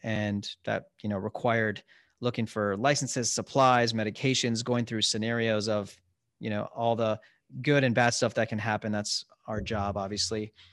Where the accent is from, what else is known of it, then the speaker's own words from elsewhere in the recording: Columbus, Ohio, United States; also born or lived in Cincinnati / Chicago; I grew up in Ohio, in Columbus